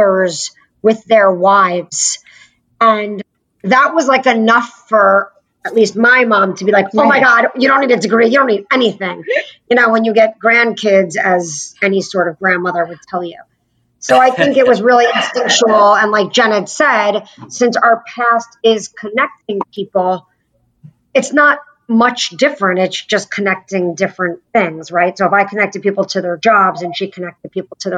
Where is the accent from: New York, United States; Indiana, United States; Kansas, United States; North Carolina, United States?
New York, United States; White Plains; I'm from White Plains, New York